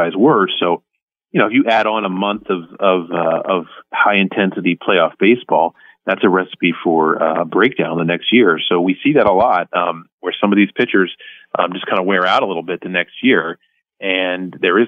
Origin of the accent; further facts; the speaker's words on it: Philadelphia, Pennsylvania, United States; I got to go to a World Series, a couple of World Series games in my hometown, see the Phillies play.